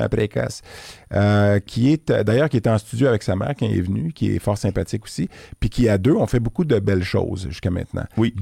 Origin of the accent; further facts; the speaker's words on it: Quebec, Canada; je suis un Québécois